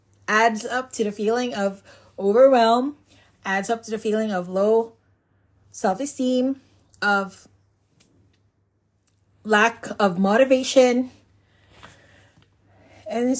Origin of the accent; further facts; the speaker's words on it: Philippines; moved away as an adult; also born or lived in Cebu / Bohol; I was still in my home country, the Philippines